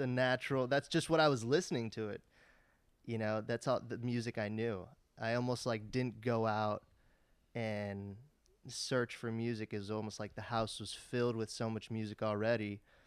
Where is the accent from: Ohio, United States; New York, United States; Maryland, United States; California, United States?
California, United States; Los Angeles; me and Max grew up in L